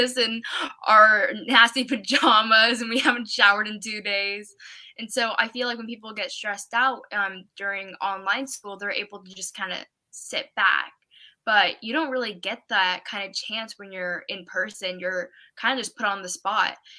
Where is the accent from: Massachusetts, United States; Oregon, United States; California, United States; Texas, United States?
Oregon, United States; I'm from Oregon.